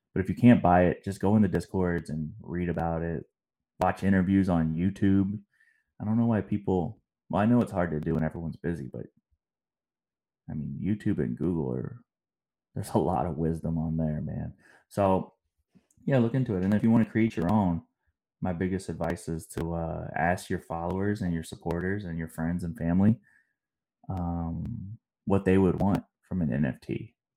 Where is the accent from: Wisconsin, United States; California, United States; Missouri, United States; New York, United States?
Missouri, United States; St. Louis; moved away; also born or lived in Atlanta; I'm from St. Louis